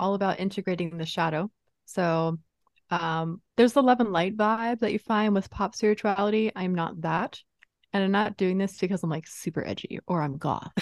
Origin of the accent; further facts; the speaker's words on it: East Coast, United States; moved away; I grew up on the East Coast